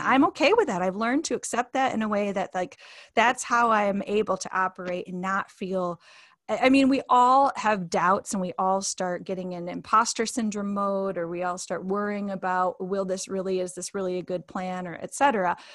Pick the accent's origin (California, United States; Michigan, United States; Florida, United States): Michigan, United States; Grand Rapids; moved away as an adult; now in Fairview, United States; my hometown is Grand Rapids, Michigan, and now I live in Asheville, well Fairview, but Asheville, North Carolina